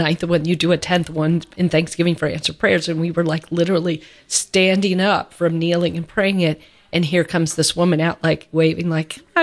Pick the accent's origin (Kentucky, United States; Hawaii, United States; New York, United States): Kentucky, United States; Louisville; that's where I'm from, my hometown.